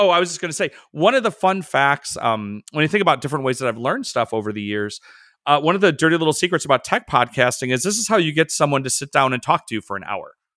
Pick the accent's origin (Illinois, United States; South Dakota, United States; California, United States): Illinois, United States; Chicago; I'm from the Midwest, I'm from Chicago.